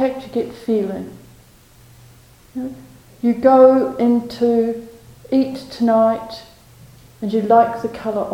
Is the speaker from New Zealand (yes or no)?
yes; New Zealand; moved away; my home country, where I hadn't been for a long time